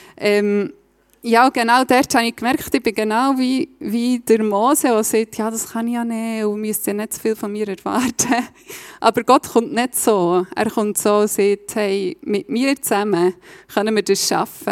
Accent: Reichenbach im Kandertal, Bern, Switzerland; moved away as an adult; also born or lived in Berlin; now in Steffisburg, Switzerland; ich bin von, ursprünglich von Reichenbach. Ich hoffe, ihr versteht meinen Dialekt.

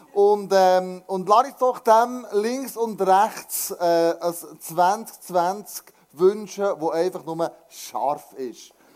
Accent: Switzerland

